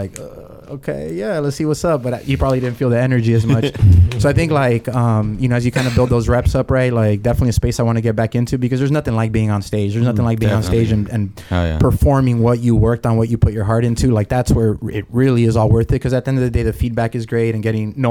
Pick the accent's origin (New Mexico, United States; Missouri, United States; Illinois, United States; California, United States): California, United States; Los Angeles; So I grew up in MacArthur Park.